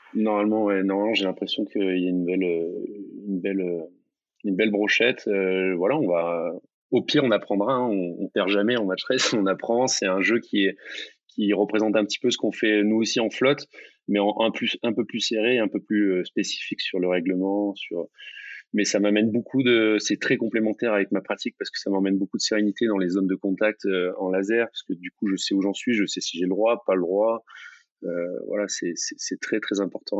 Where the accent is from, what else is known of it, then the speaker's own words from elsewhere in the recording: near Marseille, Mediterranean coast, Provence-Alpes-Côte d'Azur, France; c'est un plan d'eau qui est pas loin de là où j'ai grandi. C'est la, même mer, hein, c'est la Méditerranée, c'est le même Mistral